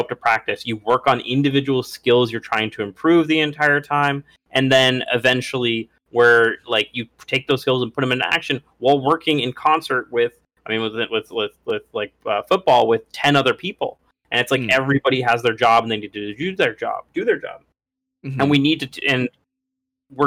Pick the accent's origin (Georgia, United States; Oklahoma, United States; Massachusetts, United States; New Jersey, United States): Georgia, United States; Atlanta; my hometown Atlanta Falcons